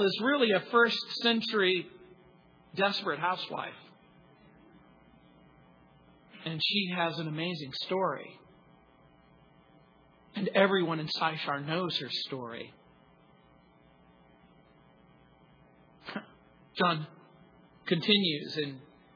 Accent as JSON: {"language": "English", "town": "New Orleans", "region": "Louisiana", "country": "United States", "tie": "born or raised there", "said": "I was born in New Orleans."}